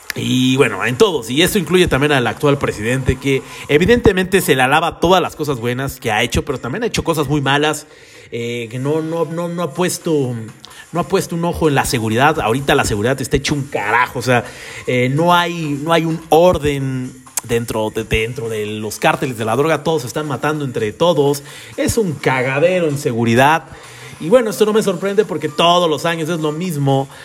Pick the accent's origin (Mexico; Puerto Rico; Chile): Mexico; los que somos aquí de México